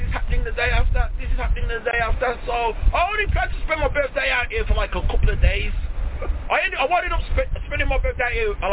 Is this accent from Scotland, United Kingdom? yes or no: no; Wolverhampton, West Midlands, United Kingdom; I'm from the Midlands, I'm from Wolverhampton, Birmingham.